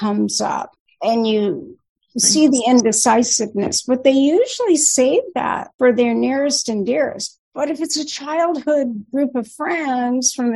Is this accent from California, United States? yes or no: yes; Newport Beach, California, United States; now in Bay Area, United States; I grew up in Newport Beach